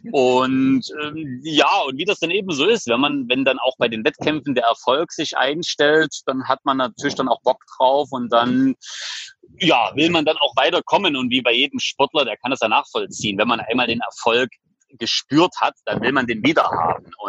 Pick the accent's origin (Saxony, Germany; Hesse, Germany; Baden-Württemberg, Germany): Saxony, Germany; Leipzig; Ich komme aus Leipzig.